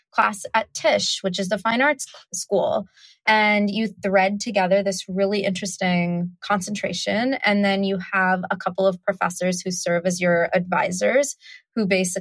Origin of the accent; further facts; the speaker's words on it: United States; also born or lived in South India; we immigrated to America when I was 5 months old